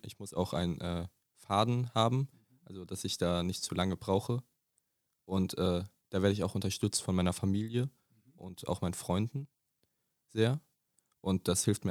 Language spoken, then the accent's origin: German; Dietzenbach, Hesse, Germany; Ich komme aus Dietzenbach